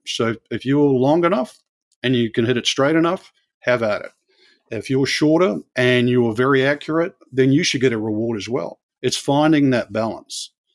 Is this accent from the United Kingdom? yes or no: no; New Zealand; moved away; where I grew up in New Zealand